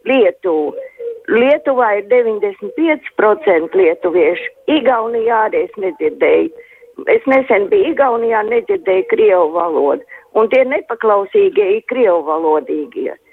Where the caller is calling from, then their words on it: Jelgava, Zemgale, Latvia; Es no Jālgavas zvanu.